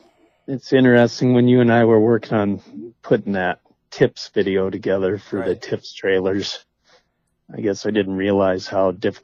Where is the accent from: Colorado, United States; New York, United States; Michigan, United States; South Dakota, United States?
South Dakota, United States; Sturgis; also born or lived in Fargo, North Dakota / Moorhead, Minnesota; now in Rapid City, United States; And then my dad moved out to Sturgis when I was about 4 years old, and so I call Sturgis my home. That's kind of where I grew up.